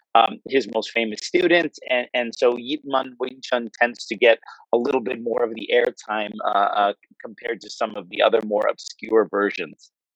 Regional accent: New Jersey, United States; I grew up in New Jersey, so I'm kind of an East Coast guy

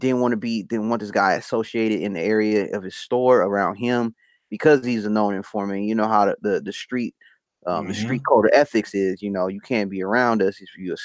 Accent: Compton, California, United States; I grew up in Compton

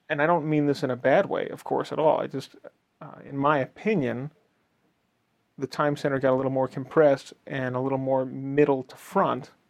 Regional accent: East Coast, United States; because I grew up on the East Coast

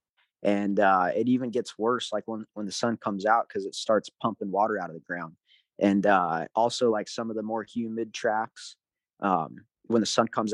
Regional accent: United States; It's tough being an American over there. You know, you got to live away from home.

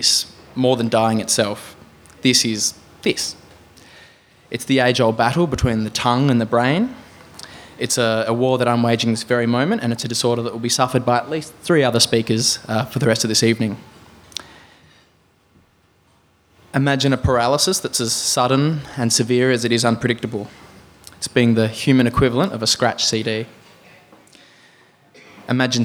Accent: Adelaide, South Australia, Australia; moved away; a sunburnt larrikin from my hometown of Adelaide

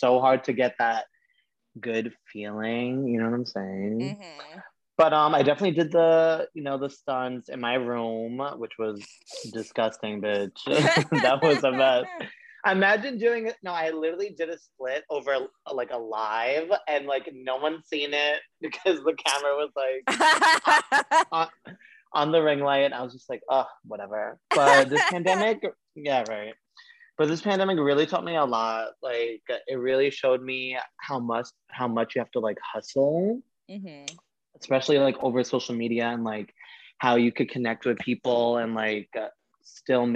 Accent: New York City, New York, United States; also born or lived in Staten Island, New York; I was born and raised in Brooklyn, and where was I raised? Oh, in Bay Ridge

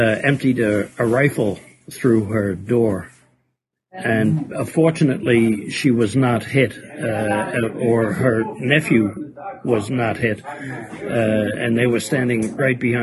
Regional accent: New York City, New York, United States; moved away as an adult; now in Copenhagen, Denmark; Roosevelt Avenue, where I grew up, in Jackson Heights and Corona

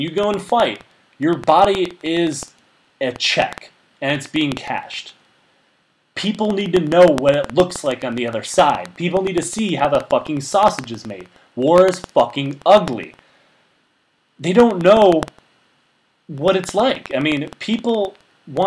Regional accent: United States; we, as American people

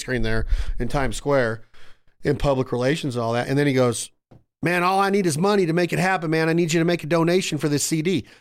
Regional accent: Reno, Nevada, United States; my hometown, Reno, Nevada

